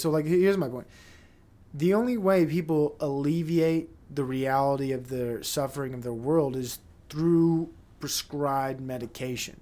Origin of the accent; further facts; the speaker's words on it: Provo, Utah, United States; I'm a Provo kid, and I am Mormon